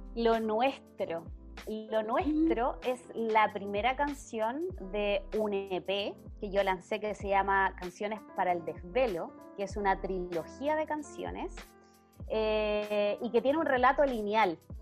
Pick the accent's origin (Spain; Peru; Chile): Chile; Melipilla, Santiago Metropolitan Region; nosotros somos de acá de Melipilla